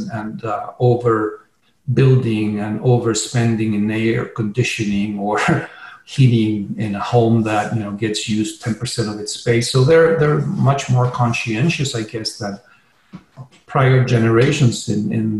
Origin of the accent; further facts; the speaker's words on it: Chile; now in Sedona, United States; I'm originally from Chile, so that's, you know, I have obviously a Spanish background